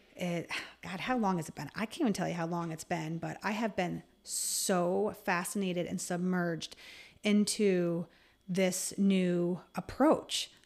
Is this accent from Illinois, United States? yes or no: no; Voorheesville, New York, United States; I am actually from Voorheesville, which is right sou-, right outside of Albany. So I really say I'm an Albany native.